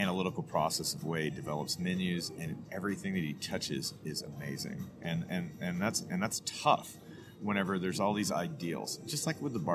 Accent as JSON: {"language": "English", "region": "Southeast Texas", "country": "United States", "also_born_or_lived": "South Louisiana", "said": "I'm from Southeast Texas, family from South Louisiana. I spent a lot of time there as a child"}